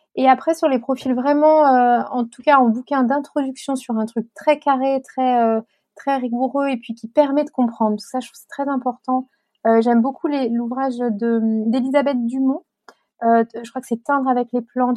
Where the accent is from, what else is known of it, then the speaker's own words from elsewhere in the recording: Chartres, Centre-Val de Loire, France; j'ai grandi à Chartres